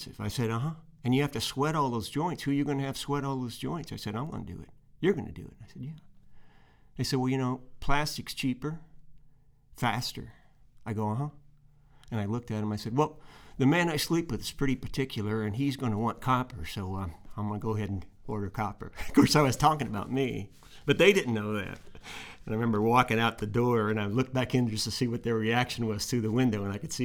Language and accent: English; Indiana, United States; also born or lived in Nashville, Tennessee / Colorado; now in Muscle Shoals, United States; I went back to my hometown of Indiana after living in Colorado